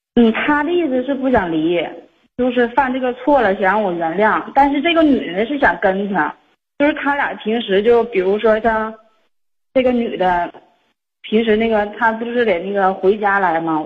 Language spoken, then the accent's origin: Chinese; Xinmin, Liaoning, China; moved away as an adult; now in Shenyang, China; 我俩老家吧，是西民的